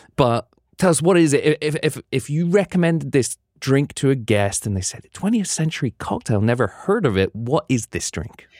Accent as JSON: {"language": "English", "country": "United Kingdom", "moved": "yes", "lives_now": "New York, United States", "said": "being a Brit"}